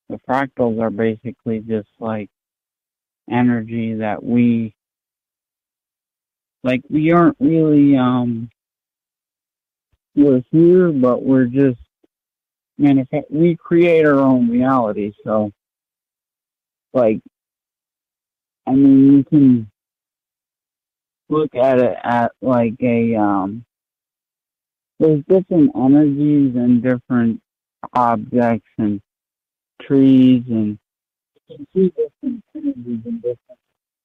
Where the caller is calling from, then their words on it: Maine, United States; I'm from Maine.